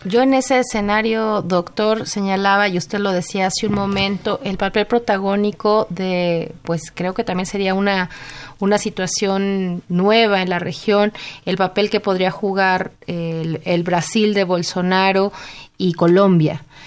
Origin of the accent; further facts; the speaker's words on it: Mexico; como ciudadanos mexicanos, como ciudadanos latinoamericanos